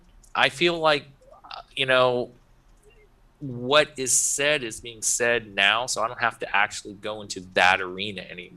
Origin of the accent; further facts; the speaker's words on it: Soddy Daisy, Tennessee, United States; also born or lived in Chattanooga; I was born in Chattanooga half my life. My dad was in the military, but after he got out, you know, he was a dual Army Navy at the time. But the point is that he got out. I was living with my grandparents in Soddy Daisy a long time ago as a kid